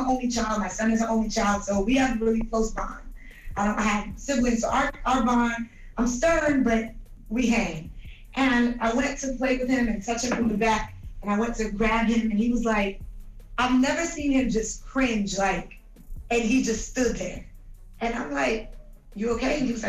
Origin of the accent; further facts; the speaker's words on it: Brooklyn, New York, United States; Listen, I'm from Brooklyn. I'm from Crown Heights.